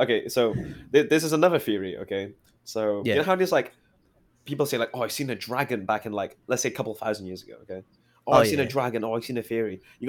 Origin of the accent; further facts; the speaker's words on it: United Kingdom; From the UK.